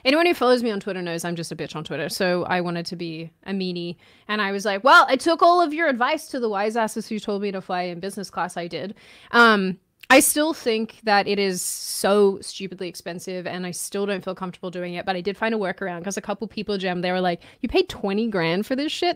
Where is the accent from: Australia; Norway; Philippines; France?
Australia; Victoria; now in United States; growing up in Australia